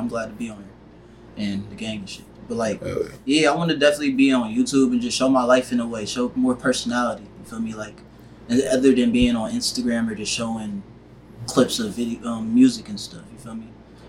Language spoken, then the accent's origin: English; Columbus, Ohio, United States; also born or lived in Philadelphia, Pennsylvania; I'm born in Philly, and I came out here when I was 2 years old. Both my parents African, so like they had me in Philly, and like I've been here since I was two.